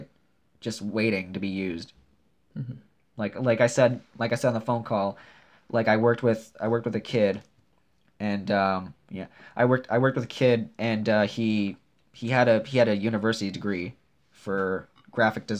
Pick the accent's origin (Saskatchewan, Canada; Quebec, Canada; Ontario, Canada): Ontario, Canada; Brampton; also born or lived in Toronto; now in Smiths Falls, Canada; I grew up and I was born in Brampton and Toronto in that area